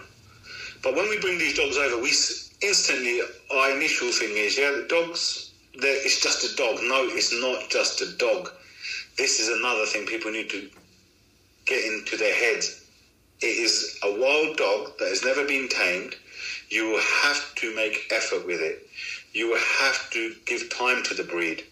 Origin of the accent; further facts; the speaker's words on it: United Kingdom; I'm British, I'm born British, you know, family's been here since the 50s. But Pakistan is where our roots are.